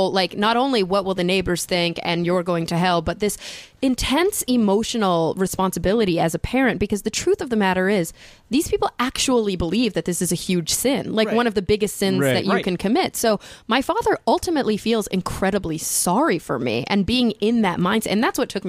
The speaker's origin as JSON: {"language": "English", "region": "the Bible Belt", "country": "United States", "tie": "born or raised there", "said": "growing up in the Bible Belt"}